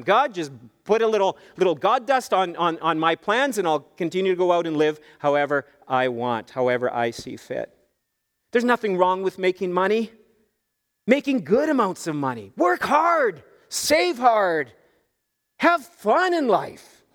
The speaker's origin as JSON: {"language": "English", "country": "Canada", "said": "us Canadians"}